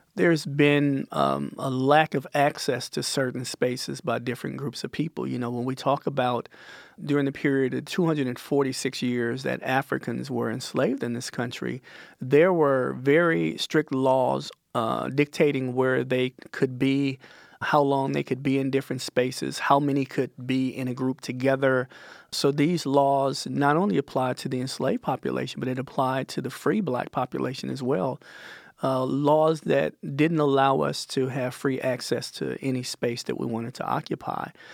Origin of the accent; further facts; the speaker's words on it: Mississippi, United States; my hometown, a uh, little town in, in Mississippi